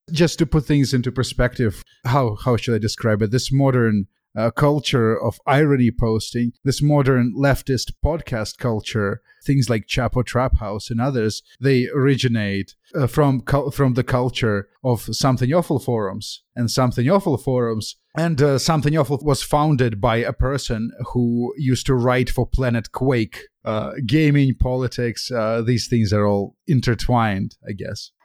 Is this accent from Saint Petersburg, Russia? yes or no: no; Moscow, Russia; moved away; I grew up in Moscow. I grew up during the '90s